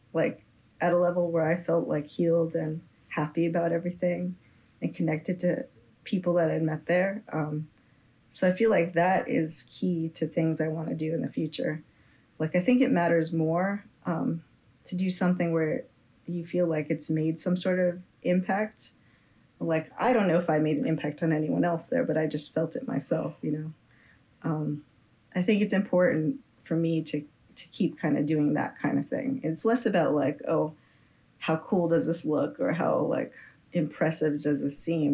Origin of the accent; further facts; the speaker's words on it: Bay Area, California, United States; I'm just from the Bay Area here